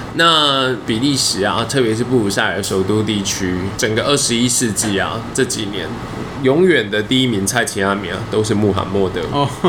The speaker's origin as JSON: {"language": "Chinese", "country": "Taiwan", "said": "身为台湾人"}